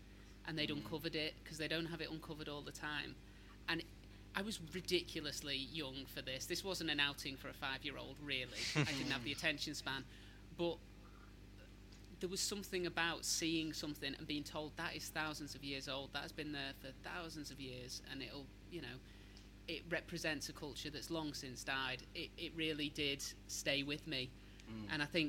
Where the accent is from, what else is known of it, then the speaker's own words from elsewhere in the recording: Southport, North West England, United Kingdom; I'm from Southport, and our town is ridiculously young for English standards. We're a Victorian town that sprang up properly in the 1800s, really.